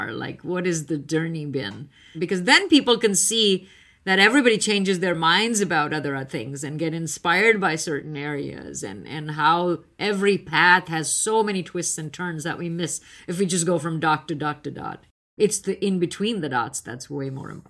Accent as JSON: {"language": "English", "country": "India", "moved": "yes", "lives_now": "United States", "said": "I was on the East Coast. I came from India. I hadn't heard much about it."}